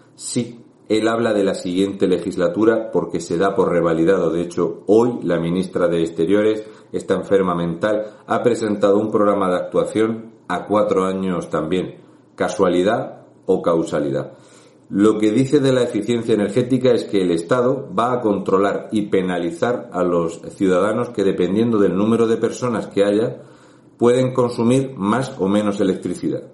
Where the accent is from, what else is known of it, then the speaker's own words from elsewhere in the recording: Region of Murcia, Spain; un murciano encabronado